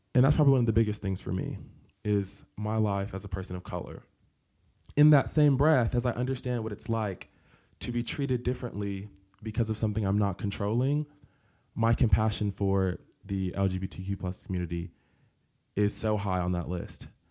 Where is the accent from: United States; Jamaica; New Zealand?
United States; Newark, New Jersey; moved away as an adult; also born or lived in Tennessee; now in Cleveland, Tennessee, United States; I grew up in New Jersey in a single parent household